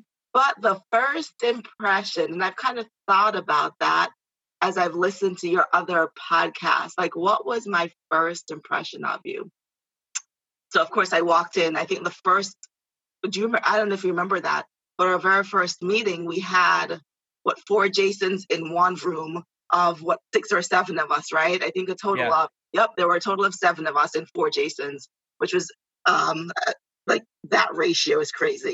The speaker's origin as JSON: {"language": "English", "country": "Jamaica", "also_born_or_lived": "Valley Stream, New York", "moved": "yes", "lives_now": "New York, United States", "said": "I am from Jamaica, the beautiful island of Jamaica. So every now and then I say something and it comes out with an accent. I'm like, I'm Jamaican."}